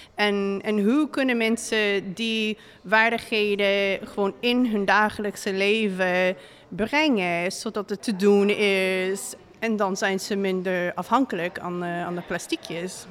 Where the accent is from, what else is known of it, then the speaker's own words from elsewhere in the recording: Seattle, Washington, United States; Dutch is a second language; moved away as an adult; also born or lived in Utrecht, Netherlands; now in Breda, Netherlands; ja, ik kom uit Amerika. Ik kom uit Seattle, Washington. En ik ben hier nu in Breda bijna vier jaar. Ik ben wel bezig met Nederlands leren 15 jaar